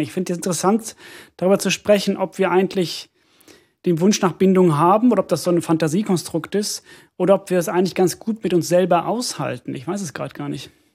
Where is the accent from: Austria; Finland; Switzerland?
Finland; moved away; ich komme ja aus Finnland und, und äh, meine Familie bezeichnet mich auch als Ausländer, weil ich so viel rede